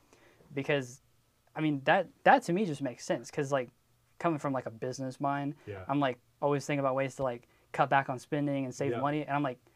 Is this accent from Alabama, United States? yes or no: no; Wilmington, North Carolina, United States; moved away; also born or lived in upstate New York; I was born in Wilmington, which is the beach. So like I grew up on like good seafood